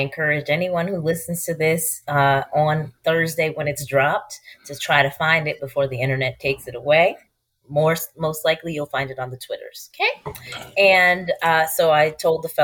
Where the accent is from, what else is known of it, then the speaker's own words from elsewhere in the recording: Albany, New York, United States; I am from Albany, New York